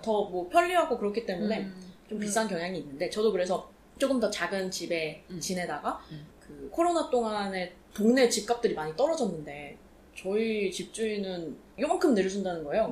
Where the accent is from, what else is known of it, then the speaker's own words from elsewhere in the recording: South Korea; now in Hong Kong; 한국인인데 한국말도 잘하는데